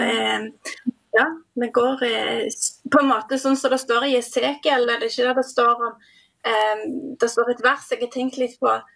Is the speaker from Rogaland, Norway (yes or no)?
yes; Dirdal, Rogaland, Norway; jeg kommer fra ei lita bygd som heter Dirdal